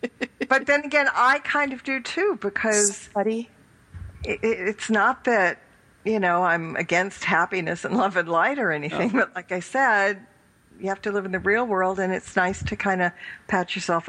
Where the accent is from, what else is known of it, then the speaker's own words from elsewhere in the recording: California, United States; accent: California; it's my California accent.